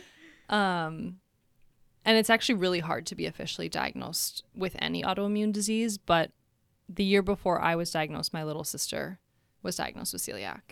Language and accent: English; Minnesota, United States; moved away as an adult; now in Chicago, United States; I am actually born and raised in Minnesota